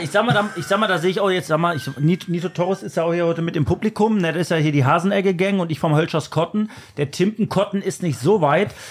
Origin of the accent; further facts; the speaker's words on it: Germany; wir sind Deutsche